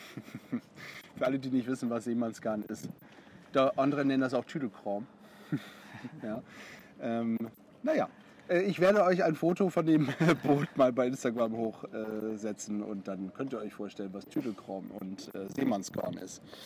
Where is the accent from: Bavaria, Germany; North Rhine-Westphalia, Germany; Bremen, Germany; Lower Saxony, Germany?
Bremen, Germany; Bremerhaven; moved away; ich bin ja gebürtiger Bremerhavener